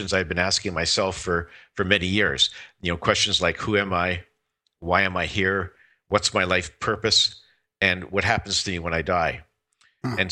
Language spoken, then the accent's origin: English; Saskatchewan, Canada; I was born and raised in Saskatchewan